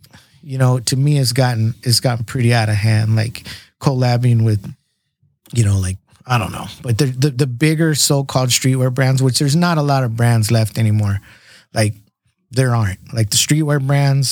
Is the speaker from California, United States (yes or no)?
yes; San Diego, California, United States; We're from San Diego